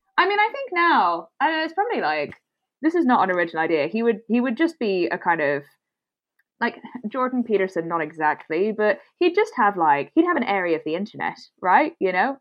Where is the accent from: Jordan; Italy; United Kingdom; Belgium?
Belgium; Brussels, Brussels-Capital Region; first language English; moved away; I'm from Belgium.